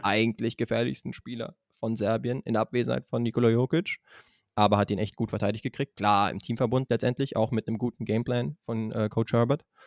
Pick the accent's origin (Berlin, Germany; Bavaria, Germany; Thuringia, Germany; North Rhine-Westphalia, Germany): Berlin, Germany; als Berliner